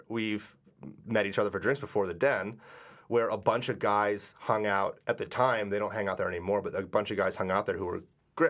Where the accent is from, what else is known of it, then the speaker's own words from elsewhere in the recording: New England, United States; growing up in New England